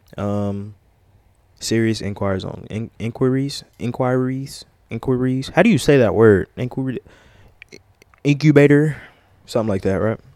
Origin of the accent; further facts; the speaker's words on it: Louisiana, United States; I'm from Louisiana.